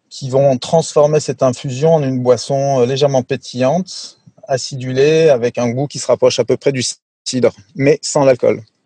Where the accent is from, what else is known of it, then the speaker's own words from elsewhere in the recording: France; also born or lived in Sweden; je suis moitié suédois, moitié français. En fait, j'ai grandi en, en, France, mais je suis né en Suède.